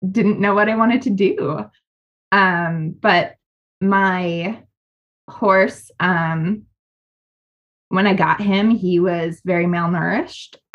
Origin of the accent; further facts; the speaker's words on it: Wisconsin, United States; I chose to go to Madison because I'm from Wisconsin.